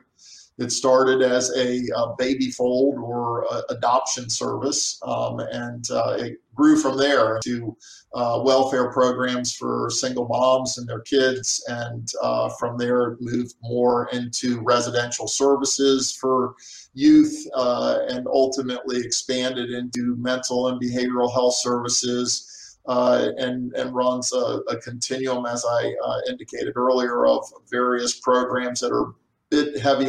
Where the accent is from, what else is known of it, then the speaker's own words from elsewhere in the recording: Annapolis, Maryland, United States; also born or lived in Central Virginia; now in Dubuque, United States; I'm in this wooded area outside of where I lived, close by Annapolis, Maryland